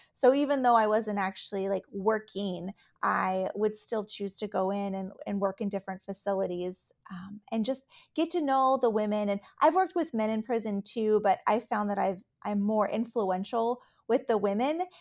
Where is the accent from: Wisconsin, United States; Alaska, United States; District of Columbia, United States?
Alaska, United States; also born or lived in Texas / Colorado / Minnesota; now in Minneapolis, United States; I, uh, was born and raised in Alaska